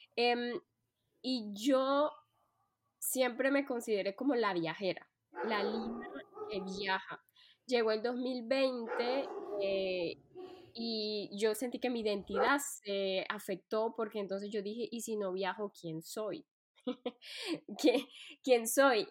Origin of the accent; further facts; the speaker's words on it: Colombia; moved away as an adult; now in France; soy colombiana de nacimiento, pero antes de decidir vivir en Francia, pues viajé por muchos países.